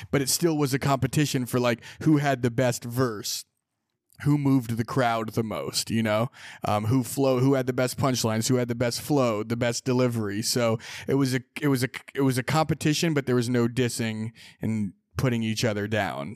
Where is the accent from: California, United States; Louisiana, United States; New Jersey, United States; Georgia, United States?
California, United States; Sonoma; growing up in Sonoma, I played basketball a lot